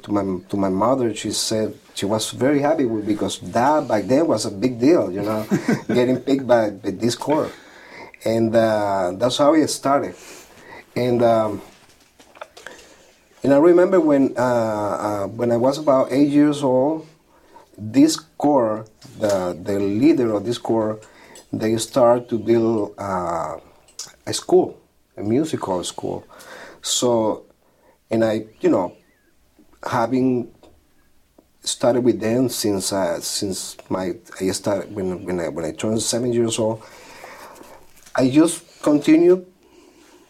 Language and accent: English; Villa de Cura, Aragua, Venezuela; moved away as an adult; now in New York, United States; grew up in a very small town in Venezuela, Villa de Cura, which is about 2.5 hours from Caracas